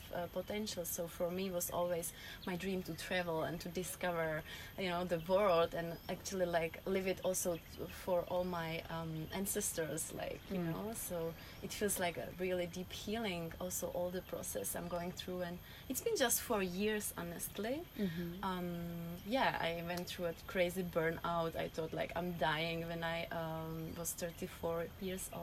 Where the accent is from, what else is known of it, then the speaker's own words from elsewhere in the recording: Czechia; English is a second language; moved away; I'm originally from Czech Republic